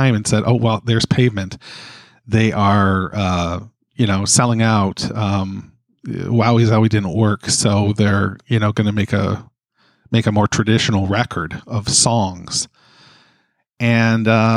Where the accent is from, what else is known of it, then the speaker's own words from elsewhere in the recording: Canada; as a Canadian